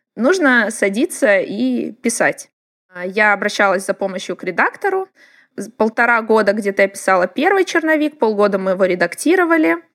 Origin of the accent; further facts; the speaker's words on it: Blagoveshchensk, Amur Oblast, Russia; moved away; Это Благовещенск, город, откуда я родом, а, на границе с Китаем